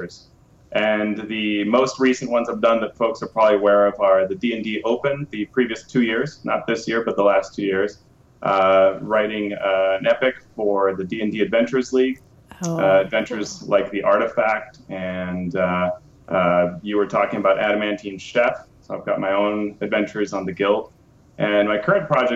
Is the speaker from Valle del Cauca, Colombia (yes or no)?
yes; Cali, Valle del Cauca, Colombia; moved away; also born or lived in United States; when I was 2 years old, I moved to Cali, Colombia. And in Colombia, I went to school